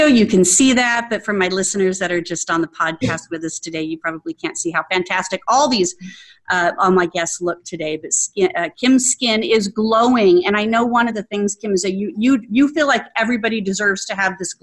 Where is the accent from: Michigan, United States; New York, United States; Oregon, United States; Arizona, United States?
Arizona, United States; also born or lived in Scottsdale, Arizona; now in Atlanta, United States; growing up in Arizona